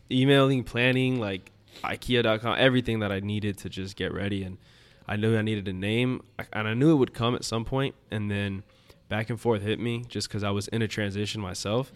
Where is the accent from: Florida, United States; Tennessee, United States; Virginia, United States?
Florida, United States; Coral Gables; I'm from the Gables